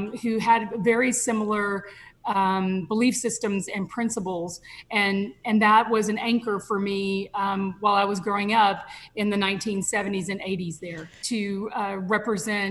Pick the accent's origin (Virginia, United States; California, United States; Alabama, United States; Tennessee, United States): Alabama, United States; Selma; as a young African-American woman growing up in Selma, Alabama